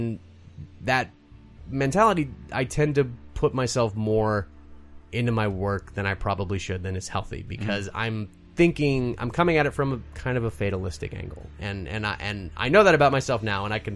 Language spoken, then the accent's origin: English; the South, United States; also born or lived in Berlin; I'm from the South. Food is a very, very big part of our upbringing.